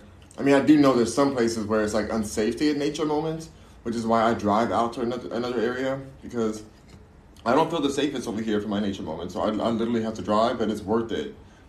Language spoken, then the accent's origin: English; Los Angeles, California, United States; I'm from Los Angeles.